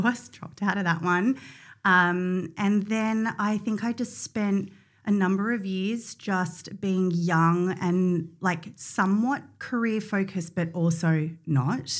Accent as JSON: {"language": "English", "area": "Mornington Peninsula", "region": "Victoria", "country": "Australia", "tie": "born or raised there", "said": "I grew up on the Mornington Peninsula"}